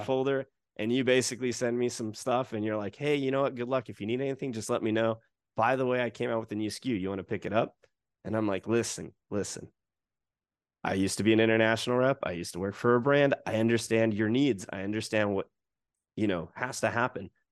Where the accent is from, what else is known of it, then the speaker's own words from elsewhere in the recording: United States; now in Japan; as an American